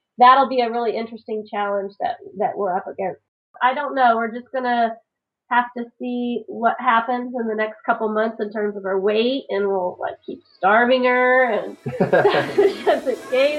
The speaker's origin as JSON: {"language": "English", "region": "Virginia", "country": "United States", "said": "The Virginia remote spot. My favorite remote spot until we headed out west. my home state out on a barrier island."}